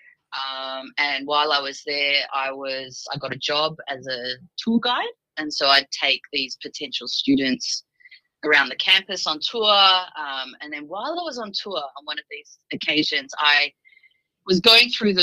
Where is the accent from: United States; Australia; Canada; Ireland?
Australia; Sydney, New South Wales; My nationality is Armenian. And so I was born and raised in Sydney. But I was raised as speaking the language, speaking Armenian